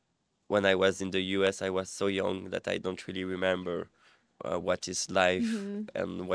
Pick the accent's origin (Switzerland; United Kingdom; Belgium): Belgium; Brussels, Brussels-Capital Region; English is a second language; From Brussels.